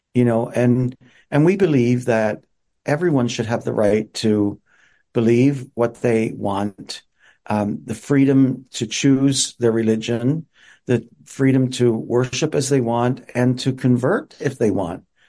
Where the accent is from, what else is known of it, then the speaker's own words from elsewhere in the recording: Newfoundland and Labrador, Canada; moved away; also born or lived in Montreal / Regina, Saskatchewan; I grew up on the East Coast in Newfoundland